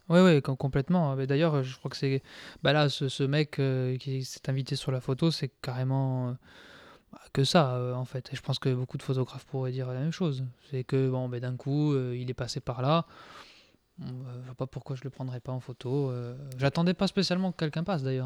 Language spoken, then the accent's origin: French; Corsica, France; en tant que Corse